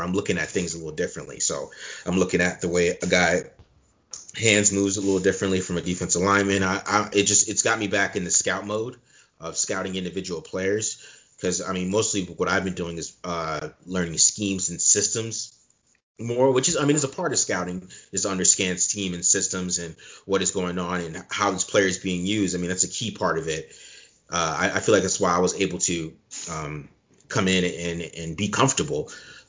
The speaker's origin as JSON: {"language": "English", "town": "Chandler", "region": "Arizona", "country": "United States", "tie": "born or raised there", "also_born_or_lived": "Germany", "said": "I'm from Chandler, Arizona. I'm not born here. I was born in Germany"}